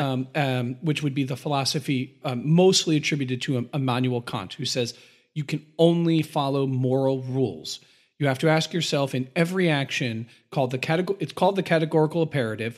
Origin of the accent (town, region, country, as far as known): United States